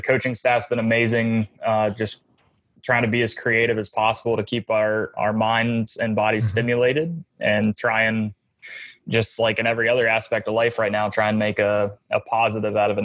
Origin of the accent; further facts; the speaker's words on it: Atlanta, Georgia, United States; I had a brick wall in my driveway when I was growing up in Atlanta